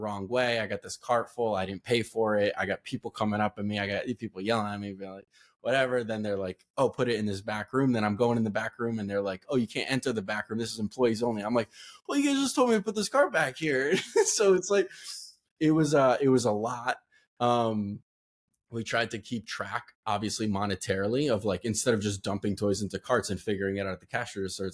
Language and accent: English; Connecticut, United States; We're obviously both from Connecticut